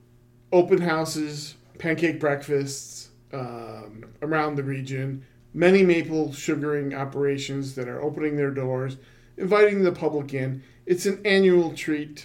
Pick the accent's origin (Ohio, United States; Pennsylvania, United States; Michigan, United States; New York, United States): New York, United States; Rochester; moved away as an adult; I grew up in Rochester, New York, not known as maple country